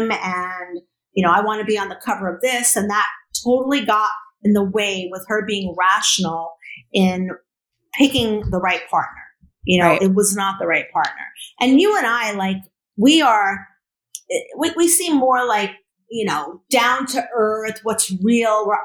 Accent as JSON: {"language": "English", "town": "New York City", "region": "New York", "country": "United States", "said": "I'm from the Bronx"}